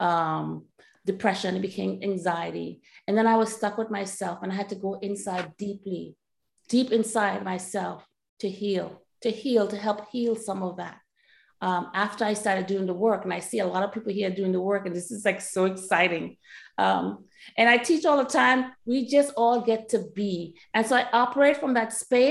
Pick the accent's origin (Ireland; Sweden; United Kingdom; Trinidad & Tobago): Trinidad & Tobago; moved away; I grew up in Trinidad and Tobago